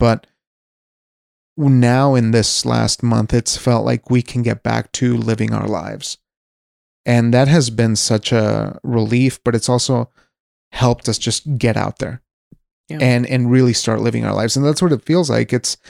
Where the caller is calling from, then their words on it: Wyoming, United States; I'm speaking from Wyoming, so this is a place that has been fairly lenient. We're a very low population state.